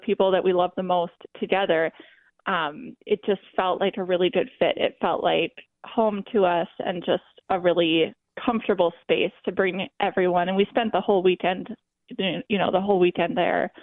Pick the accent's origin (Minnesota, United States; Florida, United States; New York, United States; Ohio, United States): Minnesota, United States; Duluth; I'm from Duluth, so just growing up on the lake